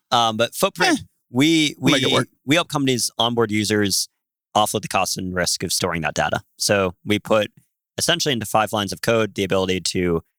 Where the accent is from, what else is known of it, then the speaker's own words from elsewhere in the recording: Philadelphia, Pennsylvania, United States; I grew up in Philadelphia